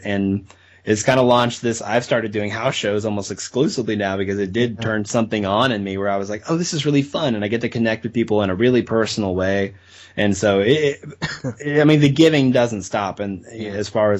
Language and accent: English; Arkansas, United States; I got to actually go and travel to where they were playing near my hometown in Arkansas